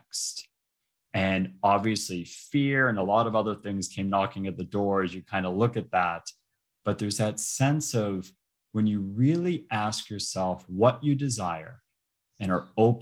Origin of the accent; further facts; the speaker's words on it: Boston, Massachusetts, United States; I'm originally from Boston. I was born and raised in Boston